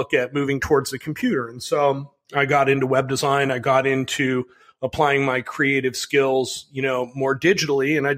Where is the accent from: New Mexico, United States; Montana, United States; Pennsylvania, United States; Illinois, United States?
Illinois, United States; Chicago; I grew up in Chicago